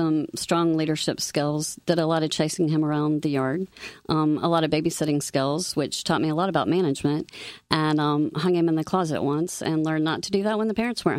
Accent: Nelsonville, Ohio, United States; moved away as an adult; also born or lived in Greeley, Colorado; now in South Carolina, United States; So I'm from Ohio, born and raised.

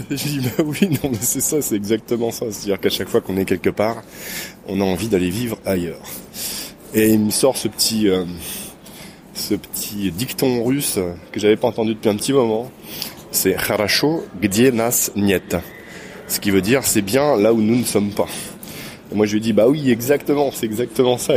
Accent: Quimper, Brittany, France; Quimper, une petite ville, euh, complètement à l'ouest de France, dans une région qui s'appelle la Bretagne.

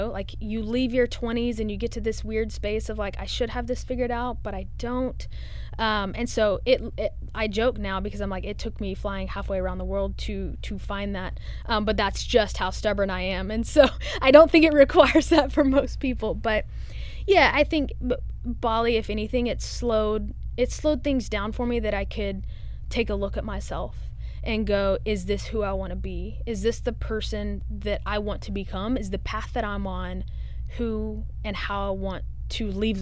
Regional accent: Texas, United States; also born or lived in Dallas; now in Nashville, United States; I'm from Texas and live in the South

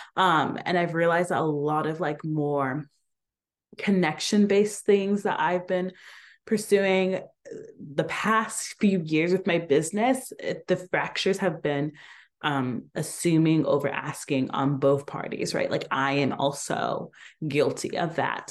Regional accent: Atlanta, Georgia, United States; moved away; growing up in Atlanta

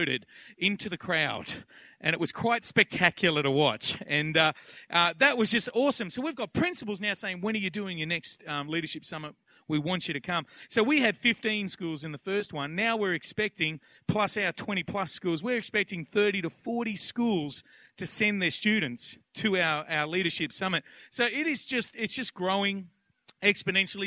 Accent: Penrith, New South Wales, Australia; also born or lived in Blacktown; I grew up out in Penrith and Blacktown

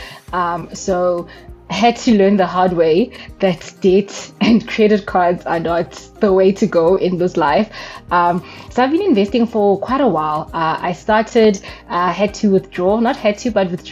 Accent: East Rand, Gauteng, South Africa; I am the East Rand girl

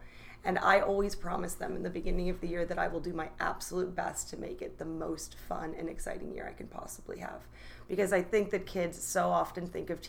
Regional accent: New York, United States; now in Washington, United States; I am originally from New York, moved all over the world, and somehow landed in Washington because it's the most beautiful place ever.

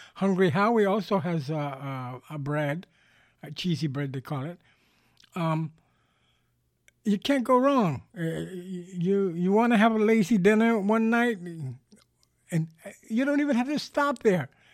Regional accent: New York City, New York, United States; moved away as an adult; now in Southwest Florida, United States; I grew up in New York City. I spent thirty years of my life there

